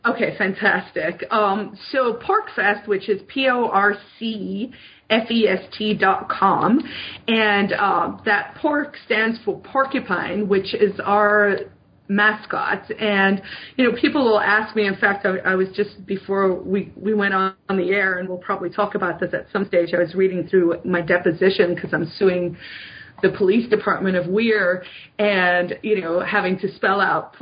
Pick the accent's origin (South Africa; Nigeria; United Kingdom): South Africa; moved away as an adult; now in New Hampshire, United States; I'm I'm an immigrant. I moved to America from South Africa. I grew up in a police state under the apartheid regime